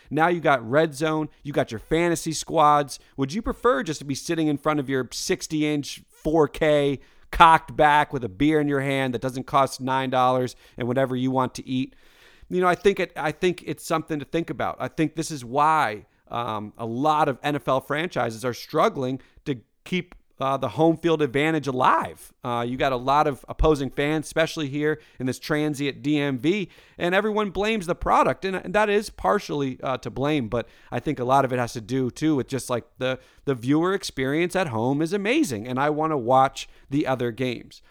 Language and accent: English; Burke, Virginia, United States; moved away as an adult; now in Washington, D.C., United States; I grew up in Northern Virginia, Burke, V A, stand up, and now live in D C